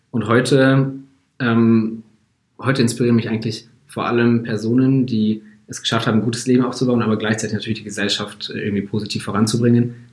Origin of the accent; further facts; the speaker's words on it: Munich, Bavaria, Germany; ich bin eigentlich in München aufgewachsen, also Münchner Junge. Ähm, und ganz normal Abitur gemacht hier auch.